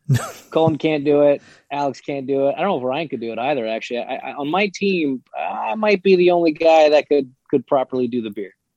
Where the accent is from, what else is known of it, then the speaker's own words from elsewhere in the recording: Toronto, Ontario, Canada; I grew up in Canada, I grew up in Toronto